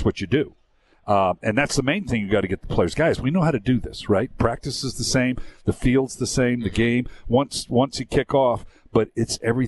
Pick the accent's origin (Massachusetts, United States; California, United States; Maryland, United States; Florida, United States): California, United States; I'm from California